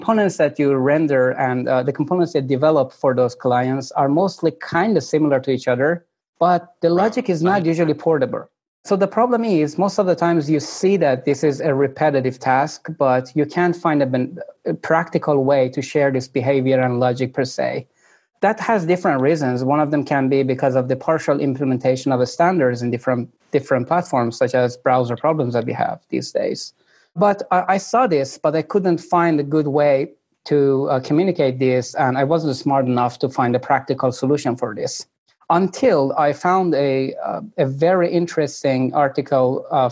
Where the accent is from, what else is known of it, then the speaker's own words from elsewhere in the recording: Iran; moved away; I'm originally coming from Iran